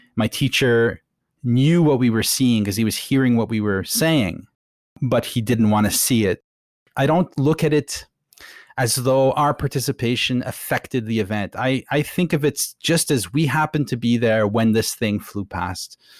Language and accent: English; Ottawa, Ontario, Canada; I was growing up in Ottawa, which is, uh, near Montreal, basically